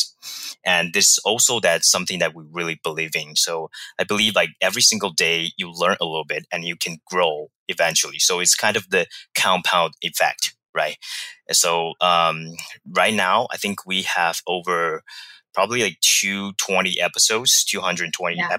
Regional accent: Taiwan; moved away as an adult; also born or lived in Barcelona, Spain / Vancouver, Canada; now in Toronto, Canada; I was born and raised in Taiwan.

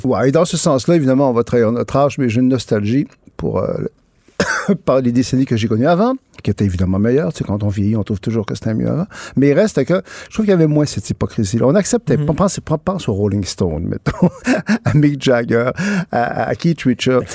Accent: Quebec, Canada; je suis québécois, je, suis francophone, je suis canadien aussi.

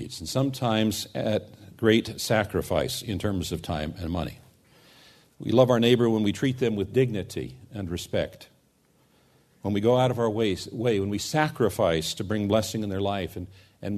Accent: United States; we as American Christians

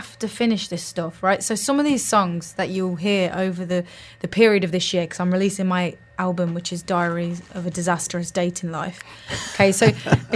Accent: Leicestershire, East Midlands, United Kingdom; moved away as an adult; now in Dubai, United Arab Emirates; From Leicestershire, I am

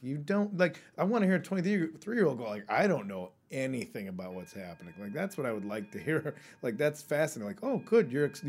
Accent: United States; And I'm American

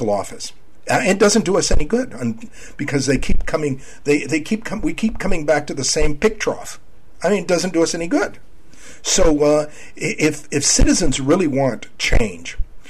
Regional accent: San Antonio, Texas, United States; also born or lived in Laredo, Texas; I was born in Laredo, raised in San Antonio

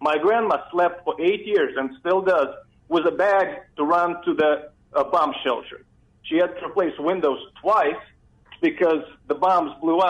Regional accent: Donetsk, Donetsk Oblast, Ukraine; now in Phoenix, United States; I was born in Donetsk, Ukraine, and I've lived in the U.S. for 20 years now.

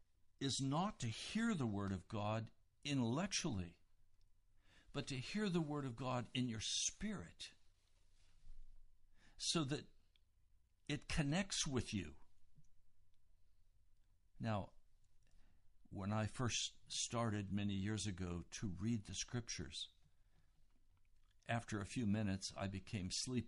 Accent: United States; as an American

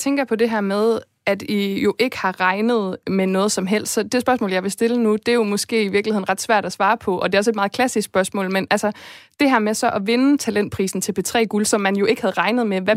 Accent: Esbjerg, Southern Denmark, Denmark; jeg er selv fra Jylland, jeg er fra Esbjerg, det er den der jyske ro

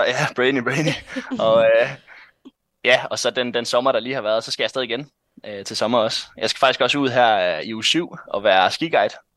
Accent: North Jutland, North Denmark Region, Denmark; jeg kommer fra Nordjylland. Hasund hedder den by faktisk, jeg bor i. Den ligger øh, en halv time fra Aalborg cirka

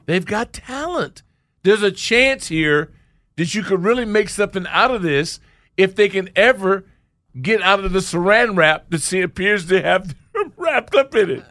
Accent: Orange County, California, United States; moved away; I grew up in Orange County, and I remember nothing but orange groves when we were in Tustin

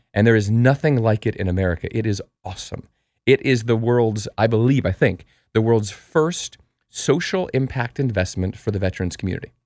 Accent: Colorado, United States; moved away; also born or lived in New York; I'm from Colorado

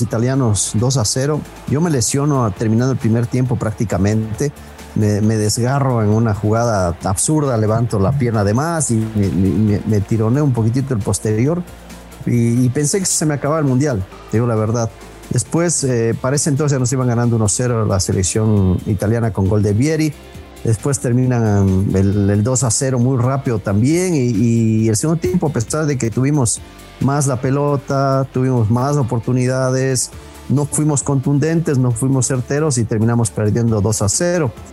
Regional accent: Ecuador

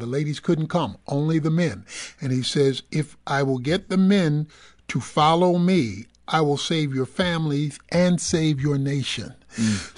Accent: Dallas, Texas, United States; I'm, I'm from Dallas

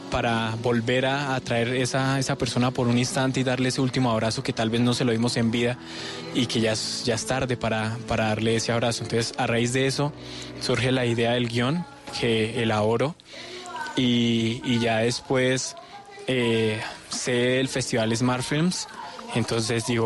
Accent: Villapinzón, Cundinamarca, Colombia; soy de Villapinzón, Dinamarca.

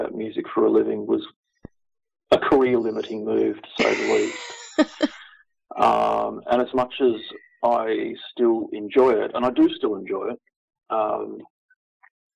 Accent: Victoria, Australia; now in Brisbane, Australia; I'm originally from Victoria, so I'd grown up with the sport.

